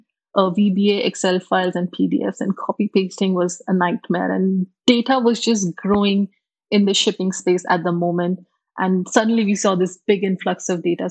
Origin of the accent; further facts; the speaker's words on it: India; moved away as an adult; also born or lived in Singapore / UAE / South Africa / Germany; now in United Arab Emirates; I come originally from India, born and brought up there